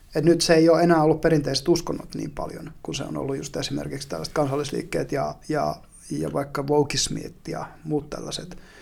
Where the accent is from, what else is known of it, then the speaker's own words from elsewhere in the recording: northern Finland, Finland; kun mä oon pohjois kotoisin, niin se maakunta ei ole mitään muuta kuin suota